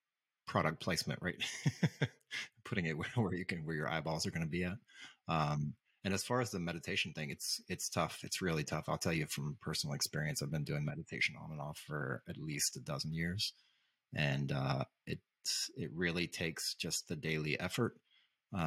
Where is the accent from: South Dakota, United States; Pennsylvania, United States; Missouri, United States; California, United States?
Missouri, United States; St. Louis; I grew up outside of St. Louis, so not officially in St. Louis, but in and around St. Louis, in the same kind of situation.